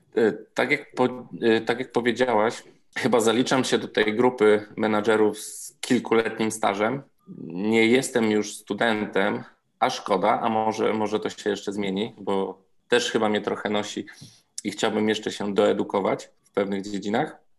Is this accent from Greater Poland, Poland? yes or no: no; Zakopane, Lesser Poland, Poland; moved away as an adult; also born or lived in Warsaw; jestem zakopiańczykiem i udało mi się nakłonić że do przeprowadzki tutaj, do powrotu do rodzinnego miasta